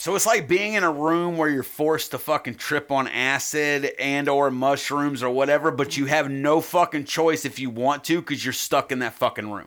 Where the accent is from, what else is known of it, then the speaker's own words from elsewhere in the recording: United States; I'm an American